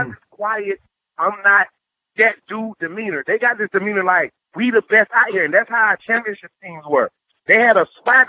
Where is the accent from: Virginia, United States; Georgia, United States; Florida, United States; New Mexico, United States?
Florida, United States; Immokalee; I'm from Immokalee, Florida, and I remember 2 years ago we played Malik Davis in high school